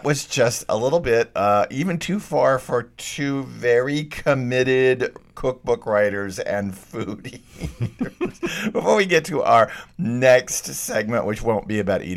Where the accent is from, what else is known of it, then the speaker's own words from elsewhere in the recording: Texas, United States; moved away; I grew up in Texas. I grew up eating bullfrog legs